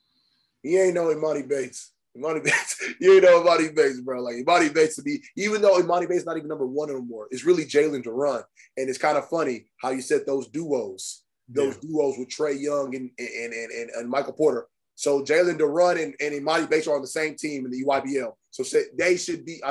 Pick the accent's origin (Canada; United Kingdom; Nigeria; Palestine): Nigeria; I'm Nigerian